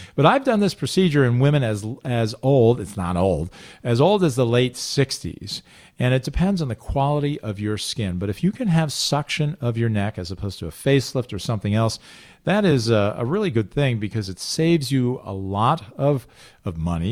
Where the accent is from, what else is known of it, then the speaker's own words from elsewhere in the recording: Highland Falls, New York, United States; also born or lived in Manhattan, New York; I grew up in Orange County, Highland Falls, New York, and I looked out my back window for seventeen years living at home